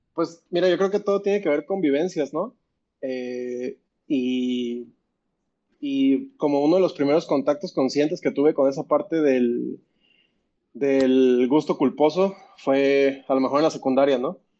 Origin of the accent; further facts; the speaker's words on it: Mexico City, Mexico; soy chilango